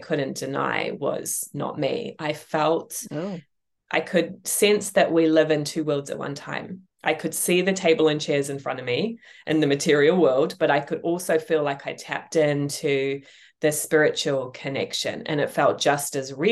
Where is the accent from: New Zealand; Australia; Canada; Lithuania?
New Zealand; also born or lived in England; now in United States; I left my home country of New Zealand. I first moved to England. I then moved to the United States.